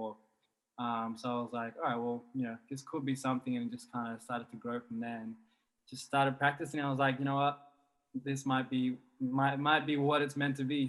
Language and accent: English; Brisbane, Queensland, Australia; now in Sydney, Australia; I was from Brisbane and that's where I grew up